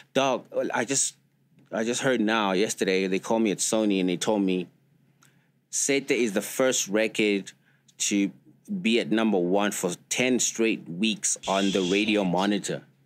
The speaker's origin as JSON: {"language": "English", "country": "South Africa", "said": "that's where we come from, like as South African."}